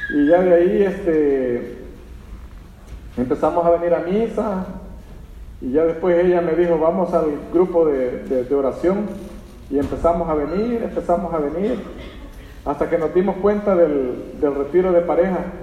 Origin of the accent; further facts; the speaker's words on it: El Salvador; moved away as an adult; Somos del Salvador